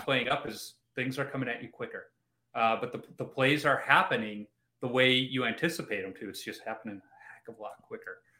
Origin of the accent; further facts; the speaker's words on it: Chicago, Illinois, United States; I grew up in Chicago.